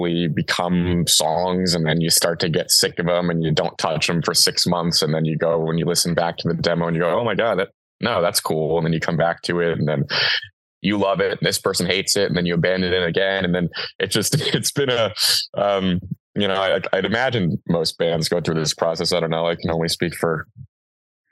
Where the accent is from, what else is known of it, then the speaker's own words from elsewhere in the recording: New York, United States; now in California, United States; I'm from New York